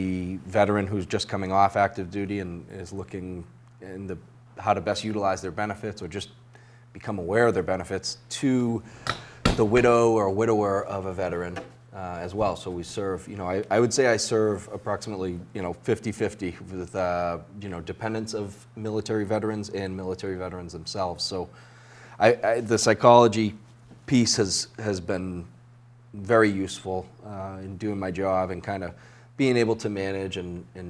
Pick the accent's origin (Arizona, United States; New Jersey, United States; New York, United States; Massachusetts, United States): Massachusetts, United States; Cape Cod; I grew up on the Cape, graduated high school